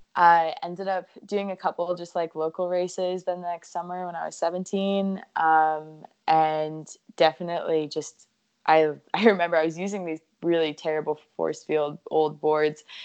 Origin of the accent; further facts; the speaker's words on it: New Smyrna Beach, Florida, United States; also born or lived in Honolulu, Hawaii; grew up in New Smyrna